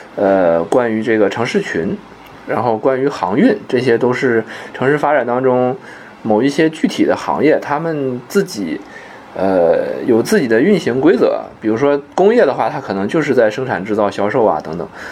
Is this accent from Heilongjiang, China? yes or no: yes; Mudanjiang, Heilongjiang, China; moved away; 像我们老家那个牡丹江市，现在据说外来人口也， 也比以前要多很多了